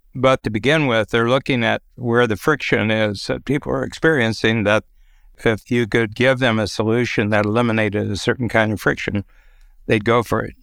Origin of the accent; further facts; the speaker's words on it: Norwalk, Ohio, United States; now in Toronto, Canada; in my hometown in Ohio, Little Norwalk, Ohio